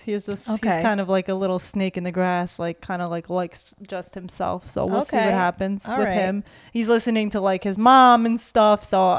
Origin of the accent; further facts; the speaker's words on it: New York City, New York, United States; we grew up in New York City.